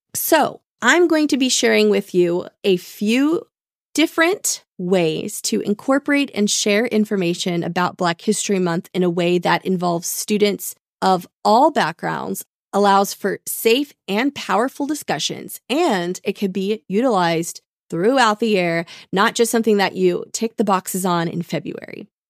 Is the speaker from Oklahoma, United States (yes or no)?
yes; Tulsa, Oklahoma, United States; growing up in Tulsa